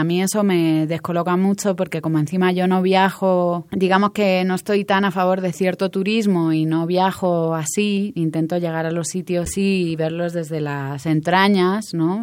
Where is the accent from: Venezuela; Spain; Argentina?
Spain; now in Mexico; tanto los españoles que estamos aquí